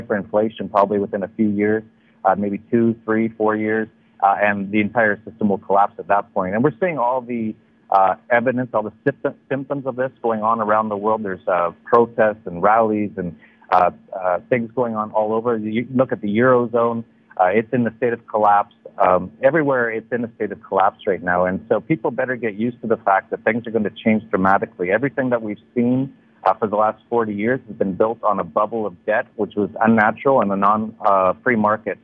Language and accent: English; Canada; moved away as an adult; also born or lived in Thailand; now in Mexico; I am originally from Canada